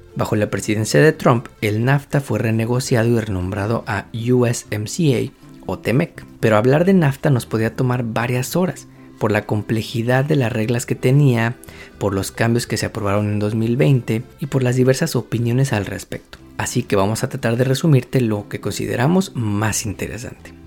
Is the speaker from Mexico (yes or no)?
yes; Mexico